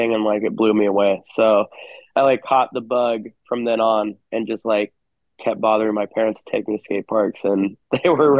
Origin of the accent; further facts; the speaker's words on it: Hermosa Beach, California, United States; we grew up in Hermosa Beach